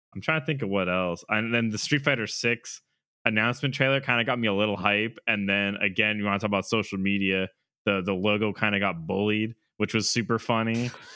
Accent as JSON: {"language": "English", "region": "central Massachusetts", "country": "United States", "tie": "born or raised there", "said": "there's a new place out in um central mass i can get into a little more like you know so don't dox us but um it was cool to like have a a thing back out in in you know my hometown"}